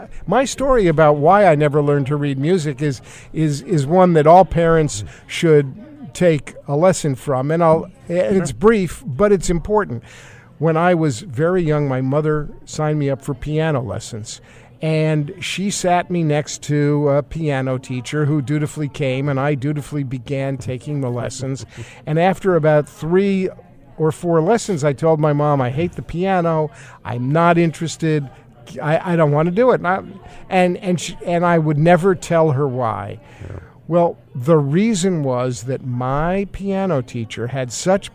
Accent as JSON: {"language": "English", "town": "New York City", "region": "New York", "country": "United States", "tie": "born or raised there", "said": "I grew up in New York City as a kid"}